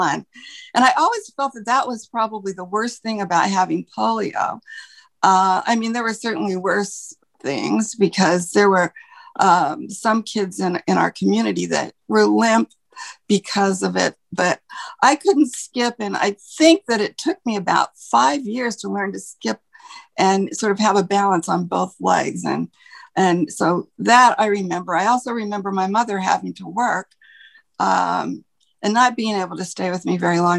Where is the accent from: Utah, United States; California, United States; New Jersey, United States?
Utah, United States; Salt Lake City; now in Connecticut, United States; I grew up in Salt Lake City, Utah, which is the capital of the state of Utah